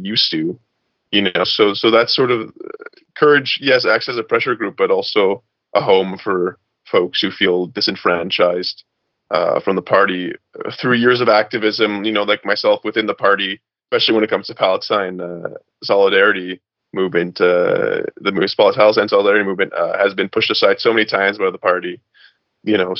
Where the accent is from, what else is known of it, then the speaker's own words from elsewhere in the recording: Montreal, Quebec, Canada; now in Ottawa, Canada; I'm from Montreal